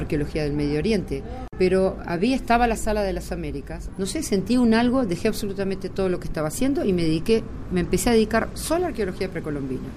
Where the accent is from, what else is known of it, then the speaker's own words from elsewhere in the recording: Uruguay; moved away as an adult; now in Israel; Yo llegué a Israel de Uruguay cuando tenía 19 años y ya hace 40 años que vivo en Israel